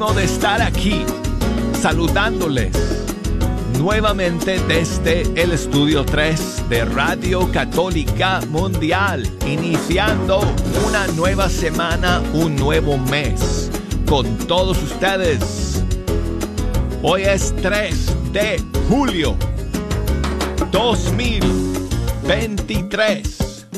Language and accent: Spanish; Colorado, United States; Spanish is a second language; moved away as an adult; now in Alabama, United States; yo soy de Colorado, esa es mi tierra. Pero he pasado 28 años aquí en Alabama